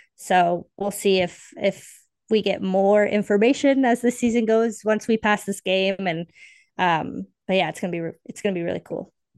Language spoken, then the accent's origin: English; Canada; also born or lived in Toronto; I am based in Toronto, so I'm Canadian.